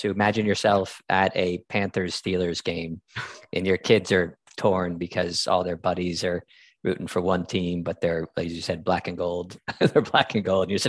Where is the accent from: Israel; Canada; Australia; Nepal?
Nepal; Kathmandu, Bagmati; also born or lived in Malaysia / Los Angeles; And I, I'm from Kathmandu, and I trained in Malaysia. I spent some time